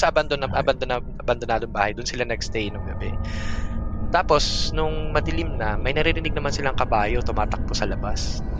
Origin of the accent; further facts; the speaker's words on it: Antipolo, Calabarzon, Philippines; I'm actually from Antipolo City. Uh, well, dati mm-hmm. siyang Rizal, Antipolo Rizal, but you know, city na siya